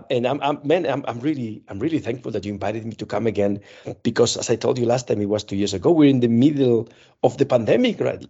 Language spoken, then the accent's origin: English; Spain; moved away as an adult; now in Czech Republic; I am from Spain